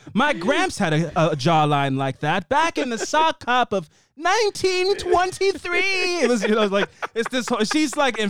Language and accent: English; Canada; accent: Massachusetts; now in Massachusetts, United States; So I have a Massachusetts accent, even though I'm Canadian.